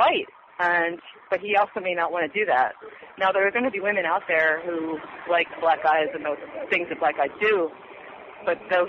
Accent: Philadelphia, Pennsylvania, United States; I'm calling from Philly

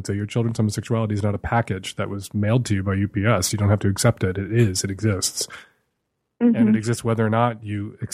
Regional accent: Chicago, Illinois, United States; I grew up in Chicago. I was going to the Field Museum when I was a kid

